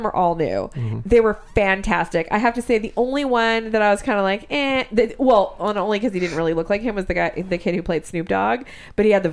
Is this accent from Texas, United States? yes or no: no; Fairfield, California, United States; moved away as an adult; I grew up in Northern California